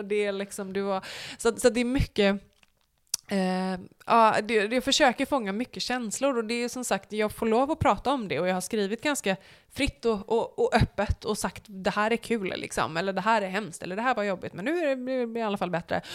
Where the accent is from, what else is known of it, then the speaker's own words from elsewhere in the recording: Borås, Västra Götaland, Sweden; also born or lived in United States; now in Varberg, Sweden; jag är ju från Borås